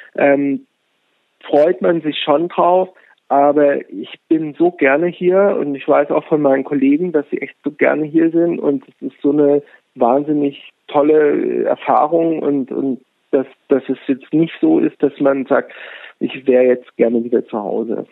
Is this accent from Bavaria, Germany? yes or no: yes; Munich, Bavaria, Germany; moved away; ich komme aus München